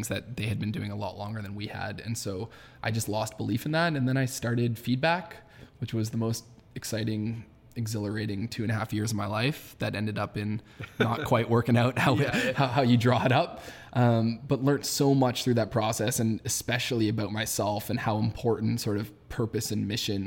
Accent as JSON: {"language": "English", "town": "Toronto", "region": "Ontario", "country": "Canada", "tie": "born or raised there", "said": "born and raised in Toronto"}